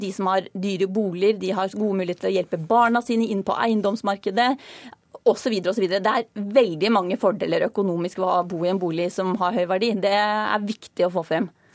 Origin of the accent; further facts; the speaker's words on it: Hedmarken, Innlandet, Norway; moved away; Jeg kom fra Hedmarkene, hvor jeg vokste opp da jeg var yngre